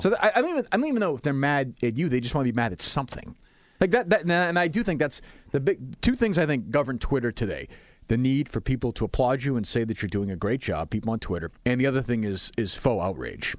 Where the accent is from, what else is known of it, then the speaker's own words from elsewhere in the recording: Winchester, Massachusetts, United States; I grew up in Winchester, and my family had some means